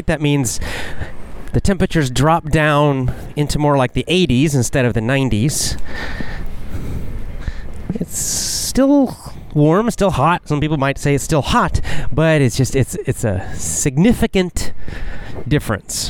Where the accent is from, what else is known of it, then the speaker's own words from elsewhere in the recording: the South, United States; also born or lived in Georgia / Florida; I was raised in the South, the southern part of the United States. Georgia, Florida, way down south.